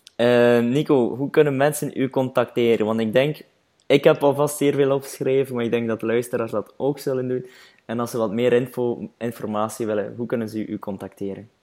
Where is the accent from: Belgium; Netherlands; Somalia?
Belgium; Flanders